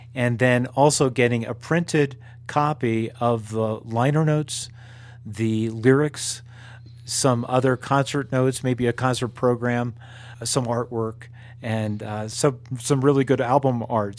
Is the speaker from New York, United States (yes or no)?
yes; New York, United States; moved away; I grew up in New York, and so I grew up on Broadway stuff